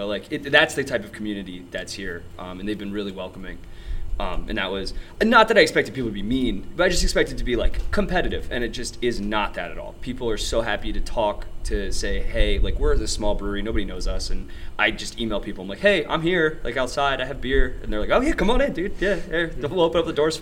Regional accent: Lancaster County, Pennsylvania, United States; now in Philadelphia, United States; I grew up in Lancaster County. No, I'm not Amish

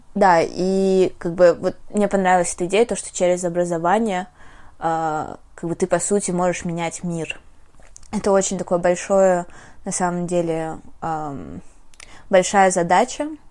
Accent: Russia; first language Russian; moved away; also born or lived in Armenia / United States; в нашем российском, мне кажется, мышлении

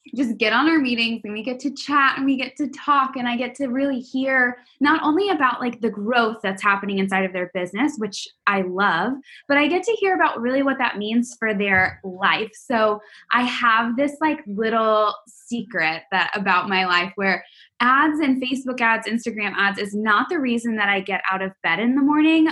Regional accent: Texas, United States; I'm from Texas

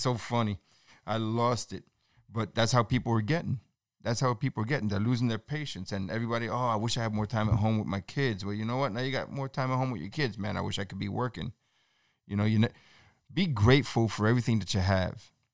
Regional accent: New York City, New York, United States; I'm born and raised in New York City

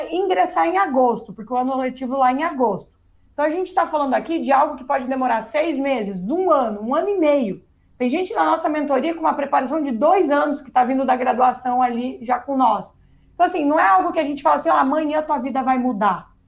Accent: Paraná, Brazil; also born or lived in United States; aqui eu sou do Paraná, perto do Paraguai

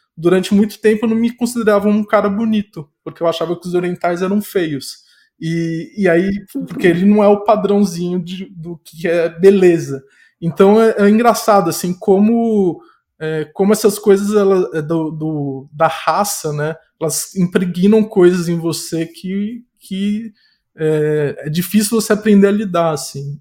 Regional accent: São Paulo, Brazil; eu fui criado em São Paulo.

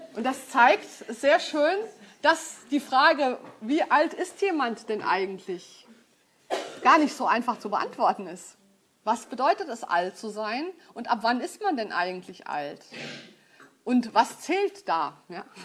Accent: Frankfurt, Hesse, Germany; Ich komme aus Frankfurt

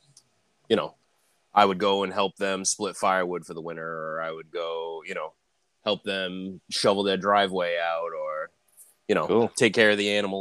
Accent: Massachusetts, United States; I was born and raised in Massachusetts

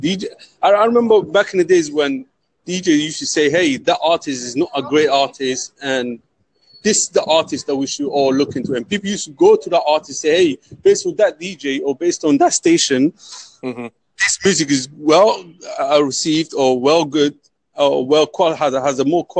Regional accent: London, United Kingdom; We're from the UK, London.

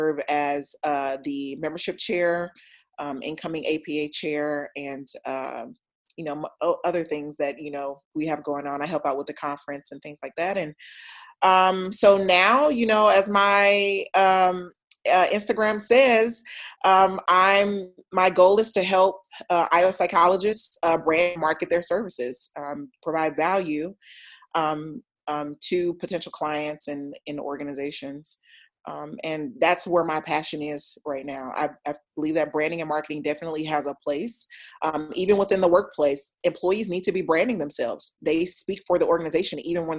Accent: Troy, Alabama, United States; accent: twang; moved away as an adult; I'm from Alabama, Troy, Alabama. You may hear a twang in my voice, or maybe not

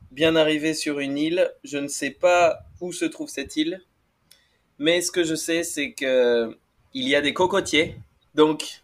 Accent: Bordeaux, Nouvelle-Aquitaine, France; je suis français, hein, j'ai grandi à Bordeaux

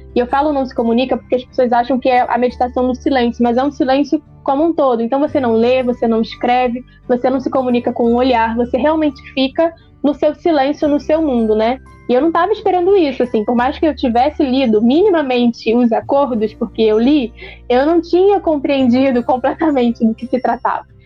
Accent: Brazil; sou de Caxias

